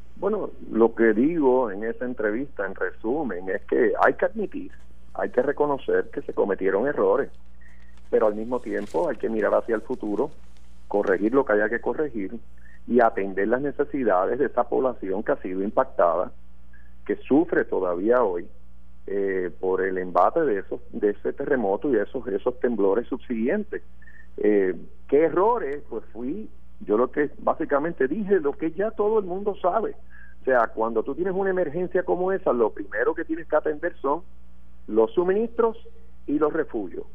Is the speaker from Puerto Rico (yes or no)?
yes; Puerto Rico; nuestra isla.